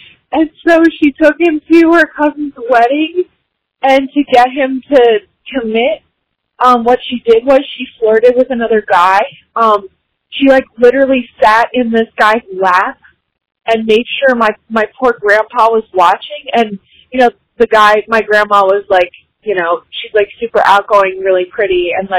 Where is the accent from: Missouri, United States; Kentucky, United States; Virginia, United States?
Virginia, United States; Rickseyville; I'm from Rickseyville, Virginia.